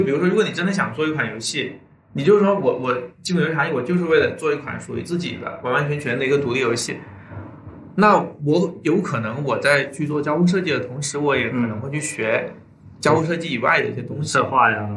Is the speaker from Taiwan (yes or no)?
no; China; 我作为，作为一个中国人